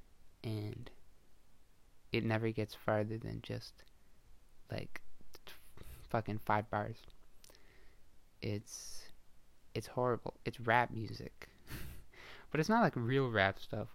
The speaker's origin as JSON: {"language": "English", "country": "Canada", "said": "I'm from Canada"}